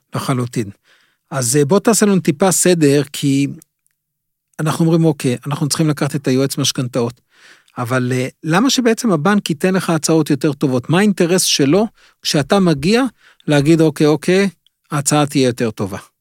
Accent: Israel

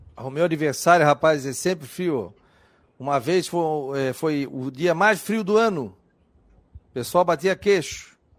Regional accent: Florianópolis, Santa Catarina, Brazil; A gente é manezinho, a gente fala Stein.

